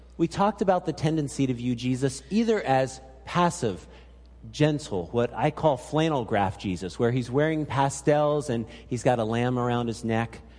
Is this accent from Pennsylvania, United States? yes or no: yes; Pennsylvania, United States; also born or lived in Salem, Oregon; now in Alaska, United States; grew up in Pennsylvania